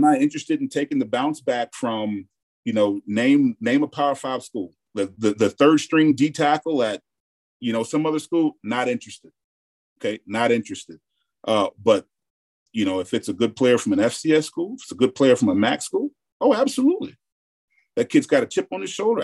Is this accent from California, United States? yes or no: no; Mississippi, United States; in the South, I'm from Mississippi